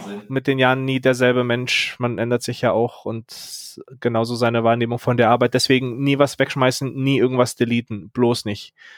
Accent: Berlin, Germany; now in Munich, Germany; ich bin ja eigentlich Berliner

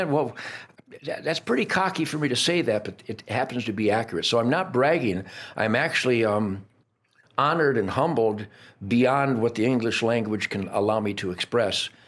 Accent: Fryburg, Pennsylvania, United States; yes, well, I was raised hunting groundhogs in Fryburg, Pennsylvania.

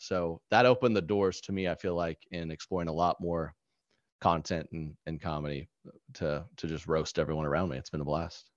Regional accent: Oklahoma, United States; growing up in Oklahoma

